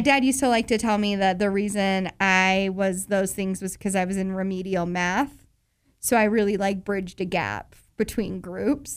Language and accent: English; Murray, Utah, United States; … from my hometown